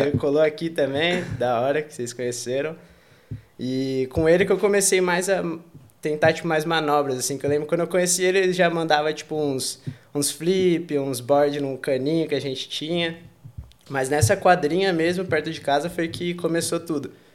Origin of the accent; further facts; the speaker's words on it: Campinas, São Paulo, Brazil; moved away as an adult; also born or lived in Valinhos, São Paulo / Australia / Italy; now in Barcelona, Spain; eu, tipo, cresci em Campinas praticamente